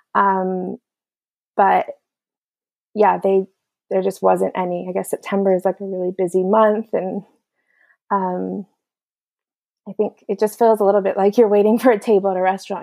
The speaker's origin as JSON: {"language": "English", "country": "United States", "moved": "yes", "said": "as an American"}